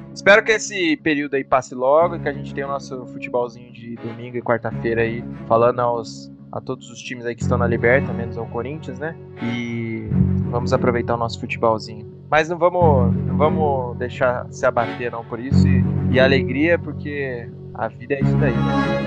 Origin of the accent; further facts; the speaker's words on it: Brazil; a gente é brasileiro, a gente adora futebol